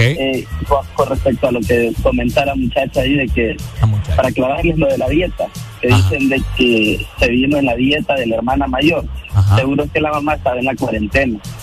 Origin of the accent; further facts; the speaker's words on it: Honduras; soy hondureño